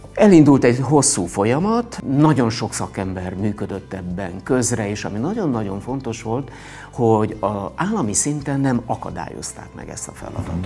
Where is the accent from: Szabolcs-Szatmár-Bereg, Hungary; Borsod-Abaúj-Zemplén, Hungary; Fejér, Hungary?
Borsod-Abaúj-Zemplén, Hungary; Monok; also born or lived in Miskolc / Budapest; az a hely, ahol születtem, visszajöttem